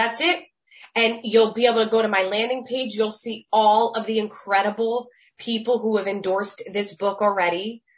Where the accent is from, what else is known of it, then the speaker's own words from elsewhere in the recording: New Jersey, United States; I'm really from New Jersey, literally just miles from where the storyline takes place.